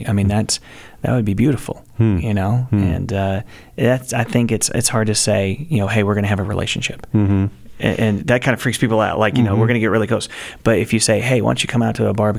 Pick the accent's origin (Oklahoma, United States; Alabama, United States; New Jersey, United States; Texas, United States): Texas, United States; I'm from Texas